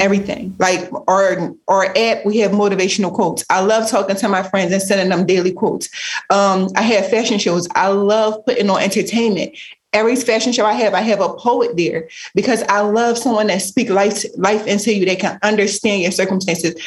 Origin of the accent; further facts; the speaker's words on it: Philadelphia, Pennsylvania, United States; growing up in Philly, you the environment that we grew up